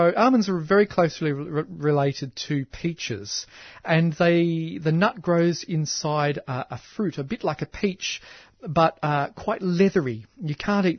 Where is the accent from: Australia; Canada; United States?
Australia; Canberra, Australian Capital Territory; I grew up in Canberra.